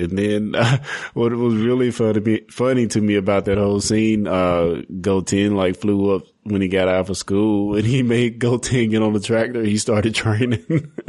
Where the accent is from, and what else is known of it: United States